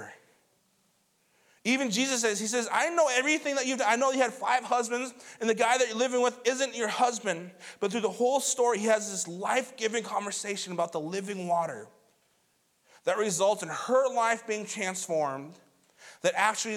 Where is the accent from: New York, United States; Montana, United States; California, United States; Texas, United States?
Montana, United States; moved away; I'm from Montana, too